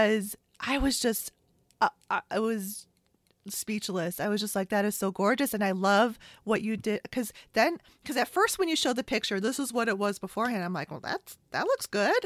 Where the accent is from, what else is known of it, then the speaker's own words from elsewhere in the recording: Chicago, Illinois, United States; I'm from Chicago